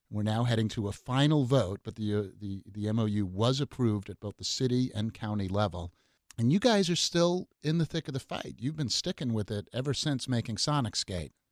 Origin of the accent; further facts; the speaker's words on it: New York City, New York, United States; now in Seattle, United States; Nineteen seventy, I was growing up in New York City